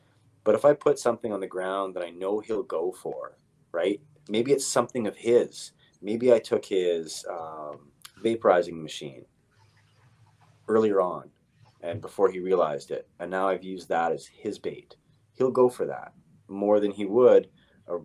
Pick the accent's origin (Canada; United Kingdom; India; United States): Canada; Victoria, British Columbia; I grew up here in Victoria.